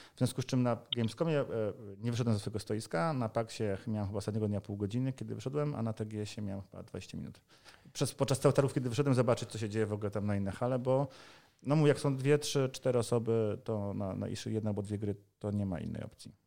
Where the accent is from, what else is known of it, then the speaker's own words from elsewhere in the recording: Poland; Jesteśmy deweloperami z Polski, Europy Środkowej